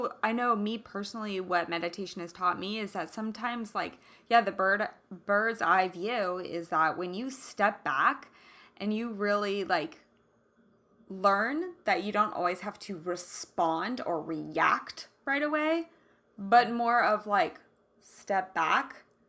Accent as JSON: {"language": "English", "town": "Kansas City", "region": "Kansas", "country": "United States", "tie": "born or raised there", "said": "totally different from how I grew up, which is Kansas, and like Kansas City"}